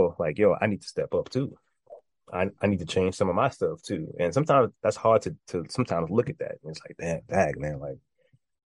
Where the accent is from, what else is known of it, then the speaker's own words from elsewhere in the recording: New York, United States; I'm from New York. As of right now, I'm in New York, born and raised.